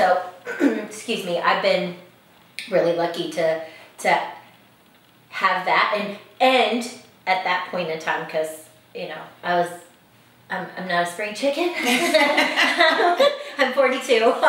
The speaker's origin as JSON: {"language": "English", "region": "Northern Virginia", "country": "United States", "tie": "born or raised there", "also_born_or_lived": "Colorado", "accent": "a little bit of a southern accent", "said": "I grew up here in Northern Virginia, actually right in Knoxville. So I've lived other places, but it calls me back. I was born and raised here."}